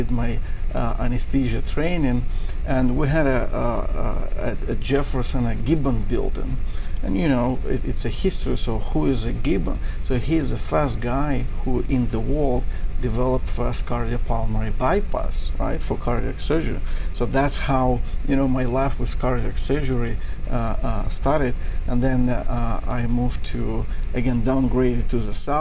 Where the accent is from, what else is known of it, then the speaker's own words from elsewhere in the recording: Belarus; moved away as an adult; also born or lived in New York; now in United States; I was born in Eastern Europe in Belarus